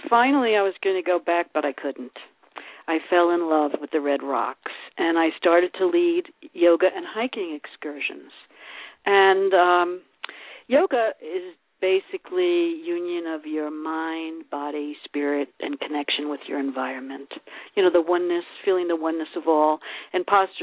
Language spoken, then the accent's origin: English; New York City, New York, United States; moved away as an adult; now in Sedona, United States; Growing up in the Bronx